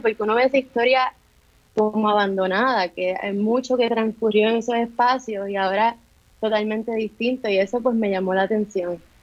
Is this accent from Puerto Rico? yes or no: yes; Bayamón, Puerto Rico; moved away; yo soy original, yo soy de Bayamón